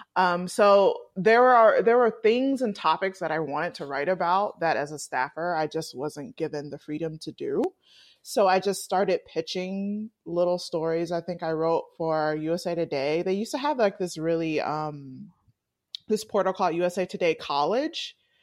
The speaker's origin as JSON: {"language": "English", "town": "Atlanta", "region": "Georgia", "country": "United States", "also_born_or_lived": "Washington, D.C.", "said": "I'm originally from Atlanta"}